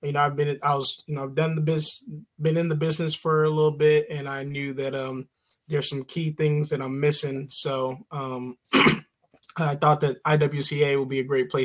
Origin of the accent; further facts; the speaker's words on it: St. Louis, Missouri, United States; moved away as an adult; also born or lived in St. Charles, Missouri; now in Troy, Illinois, United States; I grew up in St. Louis, Missouri, born and raised, mostly in North County, and then later on moved out to, the St. Charles, Missouri area.